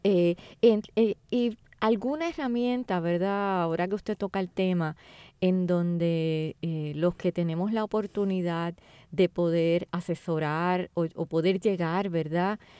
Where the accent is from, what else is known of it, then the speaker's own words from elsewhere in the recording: Puerto Rico; Como puertorriqueños